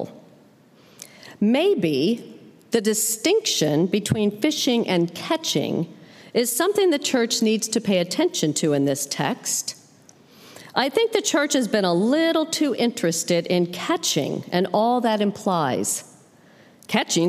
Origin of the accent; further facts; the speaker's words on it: Colorado, United States; the fishing I grew up with in Colorado